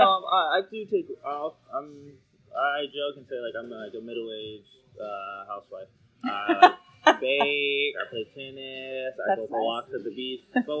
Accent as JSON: {"language": "English", "town": "San Diego", "region": "California", "country": "United States", "tie": "born or raised there", "said": "I grew up in Southeast San Diego, Logan Heights, Barrio Logan area."}